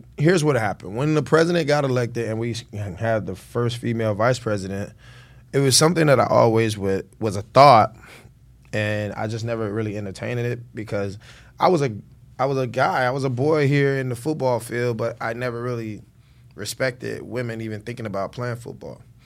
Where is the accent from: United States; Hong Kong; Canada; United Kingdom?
United States; Miami, Florida; Born and raised in Miami-Dade County